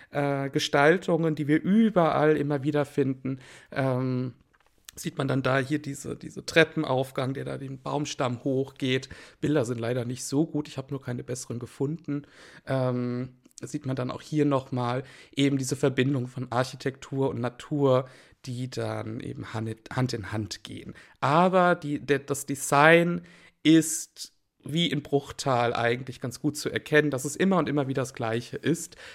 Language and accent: German; Wiesbaden, Hesse, Germany; born there; Na gut, ich bin in Wiesbaden geboren. Ähm, geboren worden.